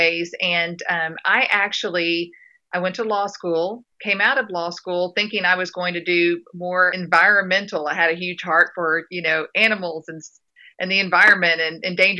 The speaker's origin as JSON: {"language": "English", "region": "West Texas", "country": "United States", "tie": "born or raised there", "also_born_or_lived": "Dallas, Texas", "said": "I grew up being in West Texas and being in a fairly poor community"}